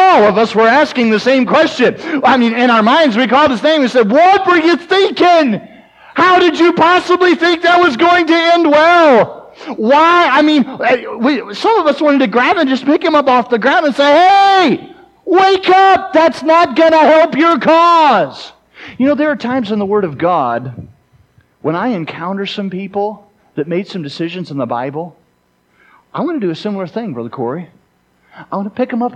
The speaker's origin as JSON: {"language": "English", "region": "South Carolina", "country": "United States", "tie": "born or raised there", "also_born_or_lived": "Mississippi", "moved": "as an adult", "lives_now": "South Dakota, United States", "said": "I grew up in South Carolina. I currently live in South Dakota"}